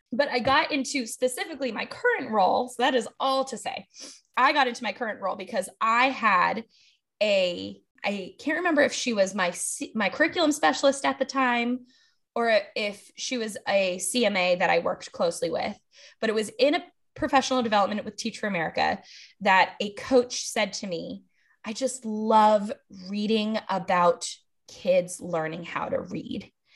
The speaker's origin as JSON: {"language": "English", "town": "Los Angeles", "region": "California", "country": "United States", "tie": "born or raised there", "also_born_or_lived": "Atlanta", "moved": "as an adult", "lives_now": "New Orleans, United States", "said": "I grew up in Los Angeles"}